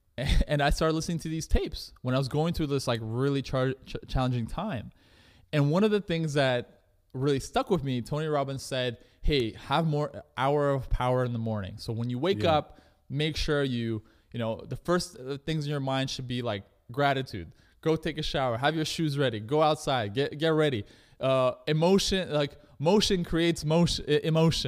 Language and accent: English; Russia; now in Canada; I come from, you know, I'm an immigrant from Russia. My parents immigrated to Canada.